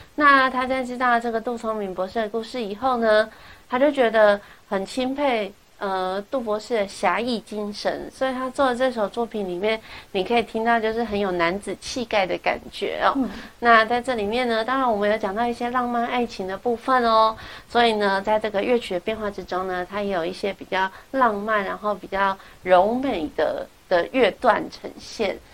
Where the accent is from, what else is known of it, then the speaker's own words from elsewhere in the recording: Taiwan; 我们台湾人